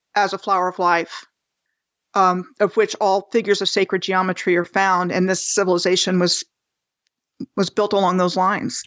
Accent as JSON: {"language": "English", "town": "Rockville", "region": "Maryland", "country": "United States", "tie": "born or raised there", "also_born_or_lived": "Bethesda, Maryland / Gaithersburg, Maryland", "moved": "as an adult", "said": "I was born in July of nineteen sixty-three in Bethesda, Maryland, and I grew up in Mar-, Montgomery County, Maryland, uh, first in Gaithersburg and then in Rockville"}